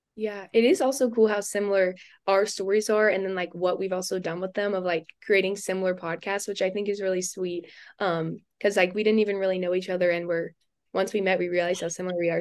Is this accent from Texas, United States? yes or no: yes; Houston, Texas, United States; moved away as an adult; also born or lived in Louisiana; I'm also from Houston, Texas